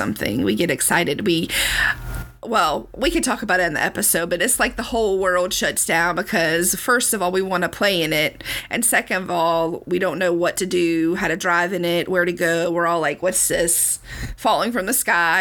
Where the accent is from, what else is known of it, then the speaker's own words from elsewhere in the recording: the South, United States; I am a Southerner